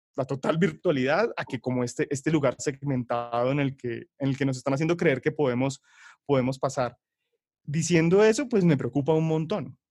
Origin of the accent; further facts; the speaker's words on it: Bucaramanga, Santander, Colombia; yo soy de Bucaramanga